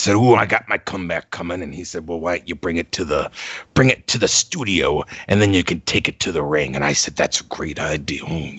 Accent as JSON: {"language": "English", "town": "St. Petersburg", "region": "Florida", "country": "United States", "tie": "born or raised there", "said": "You know, I've been working with boxers in my hometown of St. Petersburg"}